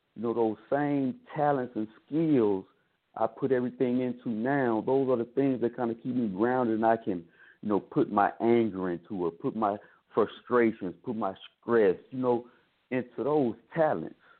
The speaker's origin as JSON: {"language": "English", "region": "Mississippi", "country": "United States", "said": "we come from Mississippi and small, very small towns in Mississippi"}